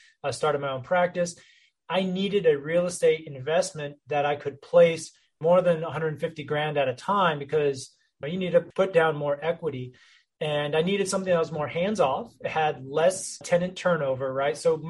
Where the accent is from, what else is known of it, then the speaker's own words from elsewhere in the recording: North Texas, United States; My background, I grew up in the North Texas area